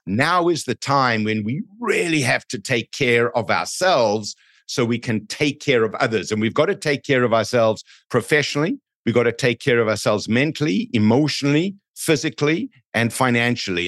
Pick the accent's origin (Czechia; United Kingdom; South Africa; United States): South Africa; now in Canada; I'm from South Africa